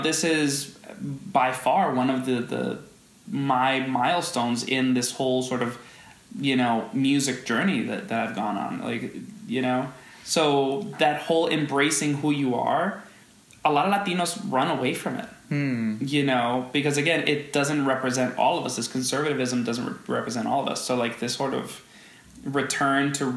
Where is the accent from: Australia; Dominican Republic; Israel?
Dominican Republic; now in New York, United States; I grew up in the Dominican Republic